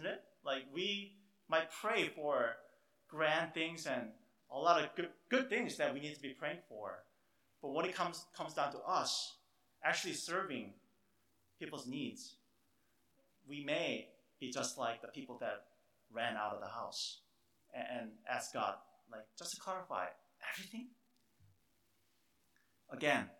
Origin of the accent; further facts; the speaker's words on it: South Korea; moved away; I grew up in Korea